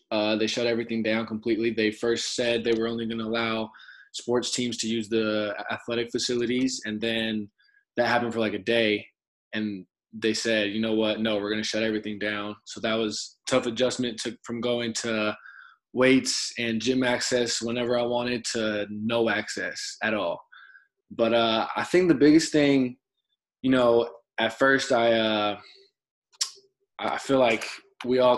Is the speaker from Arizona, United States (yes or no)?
yes; Arizona, United States; moved away as an adult; also born or lived in Lethbridge, Canada; now in Canada; we're both American hoopers who have taken the unconventional or the you know the harder route to accomplish our dreams